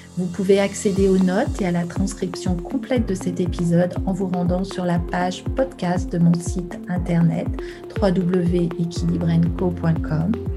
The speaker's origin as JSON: {"language": "French", "town": "Lyon", "region": "Auvergne-Rhône-Alpes", "country": "France", "tie": "born or raised there", "said": "sur Lyon, ma ville natale"}